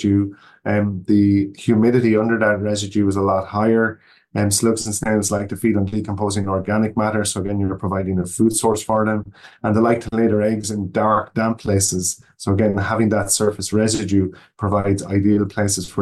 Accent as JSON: {"language": "English", "country": "Ireland", "tie": "born or raised there", "moved": "as an adult", "lives_now": "Oregon, United States", "said": "I'm not from the United States. I was born in Ireland, and that's where I grew up"}